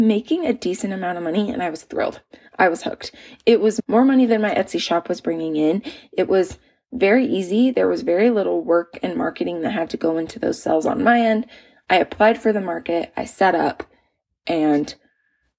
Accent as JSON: {"language": "English", "region": "Utah", "country": "United States", "tie": "born or raised there", "moved": "as an adult", "said": "we ended up moving back to my home state of Utah"}